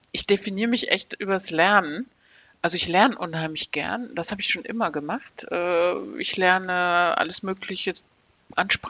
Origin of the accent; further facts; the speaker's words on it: Aachen, North Rhine-Westphalia, Germany; born there; Ich bin in Aachen geboren und das Motto der Stadt Aachen in den 70er Jahren, wo ich geboren wurde, war sprudelnde Vielfalt.